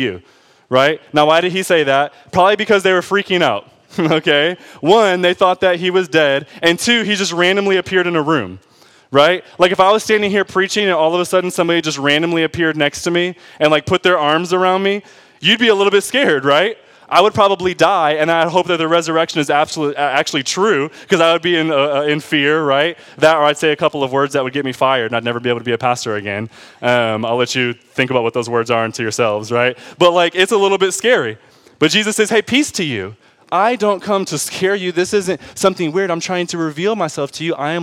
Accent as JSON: {"language": "English", "town": "Detroit", "region": "Michigan", "country": "United States", "tie": "born or raised there", "said": "I grew up in Detroit."}